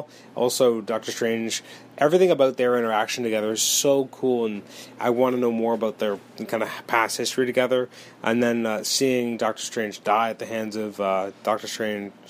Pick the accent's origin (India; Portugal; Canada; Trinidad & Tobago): Canada; As a Canadian